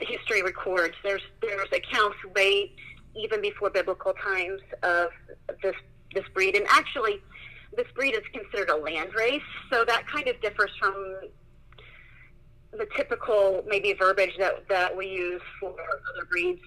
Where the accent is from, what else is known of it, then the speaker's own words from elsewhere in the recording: Indiana, United States; I am from Indiana